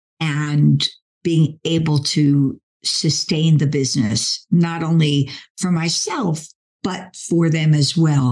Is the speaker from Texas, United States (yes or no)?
no; Philadelphia, Pennsylvania, United States; I'm from Philly.